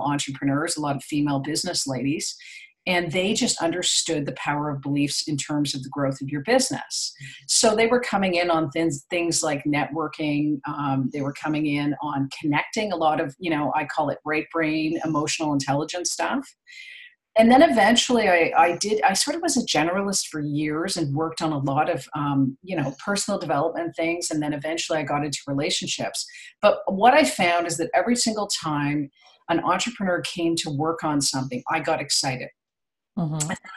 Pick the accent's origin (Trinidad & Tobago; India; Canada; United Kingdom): Canada; Toronto, Ontario; now in Ottawa, Canada; I'm from Canada. So I grew up in Toronto, but I'm living in Ottawa now, the capital